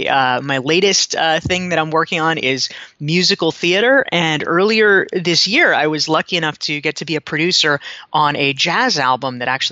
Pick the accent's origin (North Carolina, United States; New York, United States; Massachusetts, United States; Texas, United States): North Carolina, United States; You know, I grew up in North Carolina, and so you do have to choose your sides.